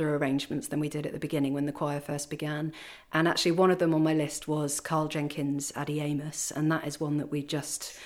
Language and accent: English; Kent, South East England, United Kingdom; moved away as an adult; also born or lived in Paris, France; I'm originally from Kent